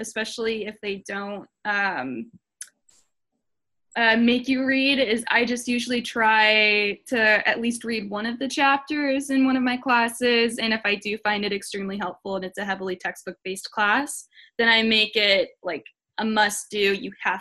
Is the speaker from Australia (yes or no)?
no; Seattle, Washington, United States; now in Houston, United States; I'm from Seattle, Washington, but I live in Houston now